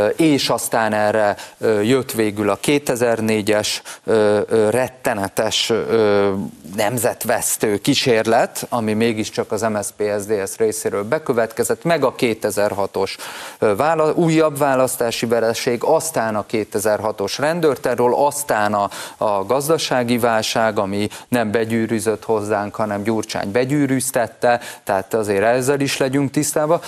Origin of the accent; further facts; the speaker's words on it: Szombathely, Vas, Hungary; moved away; also born or lived in Budapest; szülővárosomban is, szombathelyen is